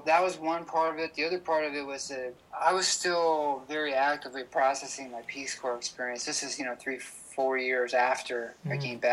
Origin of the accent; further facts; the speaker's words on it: San Diego, California, United States; I'm a filmmaker from San Diego, California